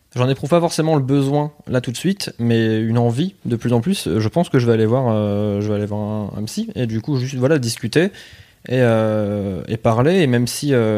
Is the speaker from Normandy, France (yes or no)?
no; Pas-de-Calais, Hauts-de-France, France; je viens plus du Pas-de-Calais. Ouais. fait j'étais vraiment à la frontière entre les deux.